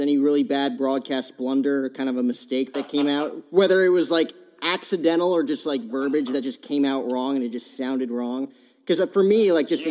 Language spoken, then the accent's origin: English; New Jersey, United States; moved away as an adult; now in Phoenix, United States; I grew up in Jersey